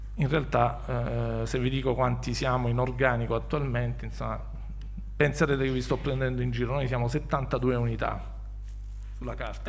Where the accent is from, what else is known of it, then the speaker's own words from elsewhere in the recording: Squinzano, Apulia, Italy; also born or lived in Bari; una parrocchia, in quello che era il mio paese di nascita e, e di attuale residenza, che è Squinzano